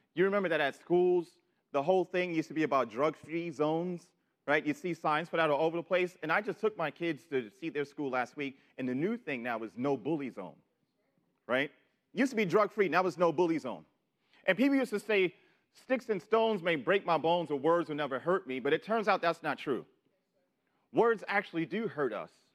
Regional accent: New York City, New York, United States; moved away; I'm from New York City

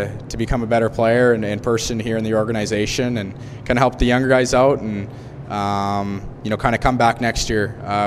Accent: Kamloops, British Columbia, Canada; I get to come back and play in my hometown in front of friends and family again

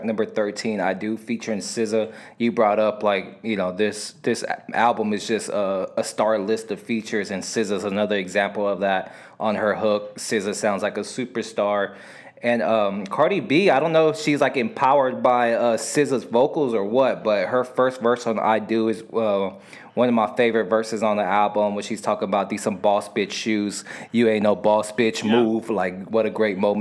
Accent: United States; I'm American

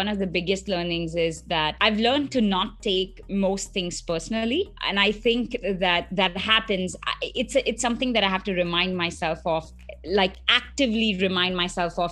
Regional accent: Mumbai, Maharashtra, India; moved away as an adult; also born or lived in South India; now in Belgrade, Serbia; I was born and raised in Mumbai, India.

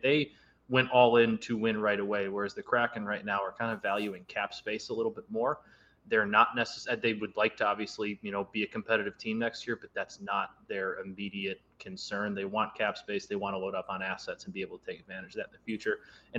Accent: Chicago, Illinois, United States; I'm being from Chicago, being a Blackhawks fan

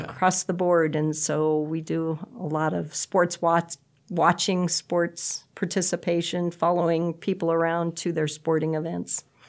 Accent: Bridgeport, Nebraska, United States; I grew up in Bridgeport, and so we came to Shattern State for everything

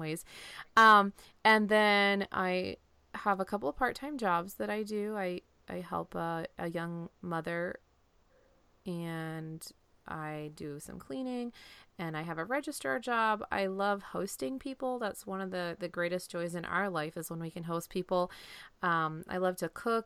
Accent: Pennsylvania, United States; moved away as an adult; also born or lived in Iowa; now in Florida, United States; originally I grew up in Pennsylvania, and the, the Blue Mountains, um, that run up through Pennsylvania

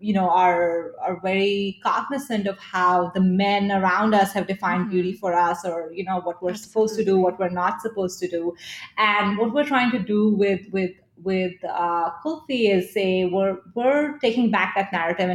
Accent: Delhi, India; moved away; I grew up in Delhi in India

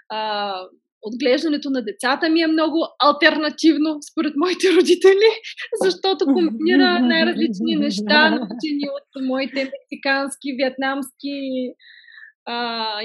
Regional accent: Stara Zagora, Stara Zagora Province, Bulgaria; moved away as an adult; also born or lived in Sofia / Paris; роден съм в, Стара, в София, отгледана съм в Стара Загора

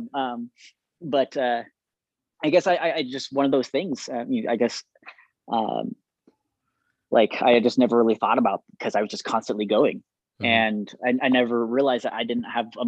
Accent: Moreno Valley, California, United States; moved away as an adult; also born or lived in Orem, Utah; now in Saratoga Springs, United States; I grew up in Southern California

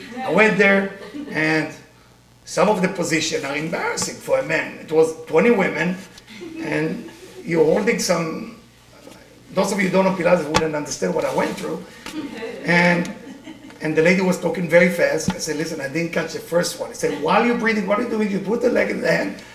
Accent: Israel; accent: Israeli; English is a second language; now in United States; I grew up in Israel

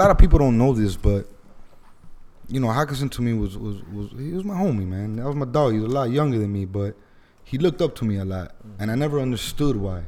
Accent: Miami, Florida, United States; I grew up in Alapata, then I moved to Kendall

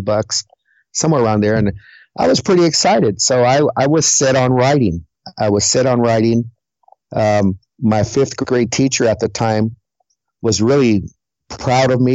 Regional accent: Huntington Park, California, United States; also born or lived in Harbor City, California; I was raised in the city of Huntington Park.

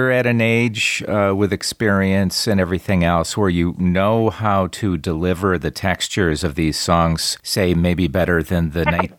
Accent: Milwaukee, Wisconsin, United States; moved away as an adult; now in Las Vegas, United States; I am from the Midwest, actually, from the Milwaukee Racine area in Wisconsin.

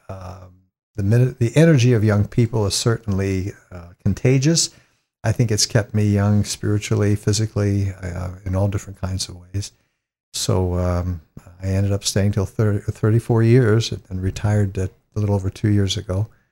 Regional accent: East Palestine, Ohio, United States; I come from a little town in northeastern Ohio and just south of Youngstown, a little place called East Palestine.

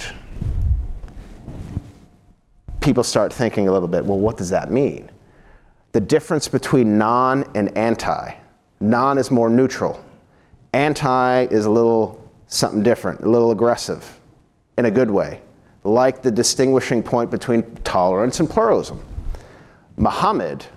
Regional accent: United States; as an American

